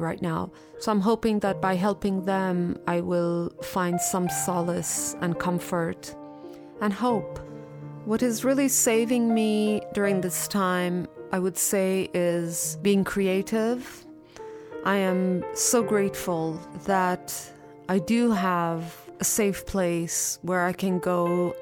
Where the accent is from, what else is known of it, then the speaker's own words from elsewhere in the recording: India; also born or lived in Iran; now in Los Angeles, United States; I was born in Iran, raised in India, and I currently live in Los Angeles